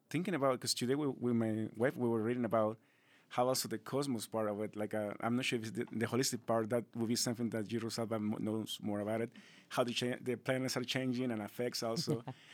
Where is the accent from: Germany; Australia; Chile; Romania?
Chile; moved away; I'm originally from Chile